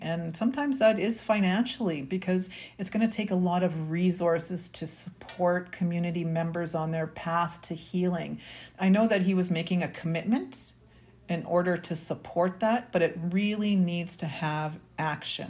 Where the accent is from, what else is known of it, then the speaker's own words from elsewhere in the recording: Winnipeg, Manitoba, Canada; I was born and raised here in Winnipeg, Manitoba.